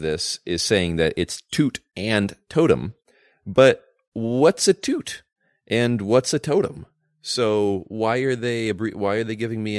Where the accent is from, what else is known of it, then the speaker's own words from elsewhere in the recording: California, United States; As a Californian and new business owner in California